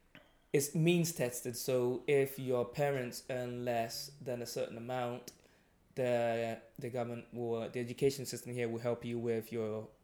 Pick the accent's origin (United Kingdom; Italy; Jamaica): United Kingdom; England; moved away as an adult; now in Scotland; For me, I went to uni here and I have to say, obviously, I had to pay because I was coming from England.